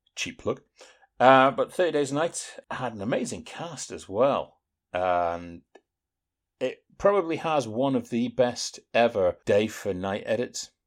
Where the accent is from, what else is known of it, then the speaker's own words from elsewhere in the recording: United Kingdom; we're British Philistines